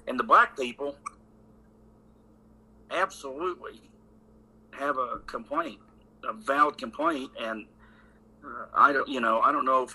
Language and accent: English; Indiana, United States; now in Western North Carolina, United States; I grew up in Indiana